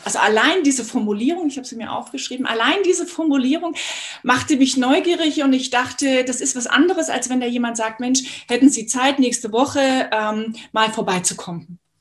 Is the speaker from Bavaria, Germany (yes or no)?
yes; Munich, Bavaria, Germany; Ich komme aus München.